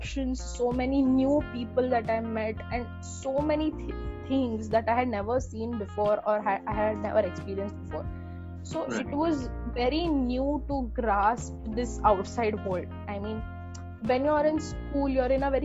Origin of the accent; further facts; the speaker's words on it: Pune, Maharashtra, India; I am born and brought up in Pune